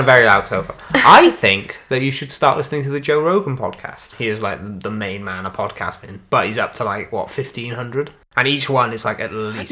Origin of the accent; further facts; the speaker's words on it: Wales, United Kingdom; accent: Welsh; I am a Welsh boy, a mere Welsh boy